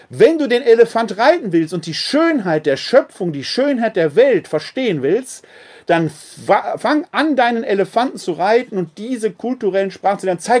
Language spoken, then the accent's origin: German; Essen, North Rhine-Westphalia, Germany; born there; also born or lived in Munich / Bochum / Witten / Wuppertal; ich bin in Essen geboren, habe in München gelebt, in Bochum, in Witten, in Wuppertal, in Bonn, wieder in Wuppertal.